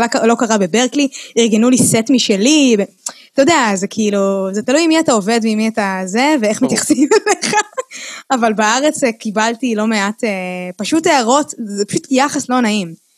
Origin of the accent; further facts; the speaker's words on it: Ra'anana, Central District, Israel; first language Hebrew; אני גדלתי ברעננה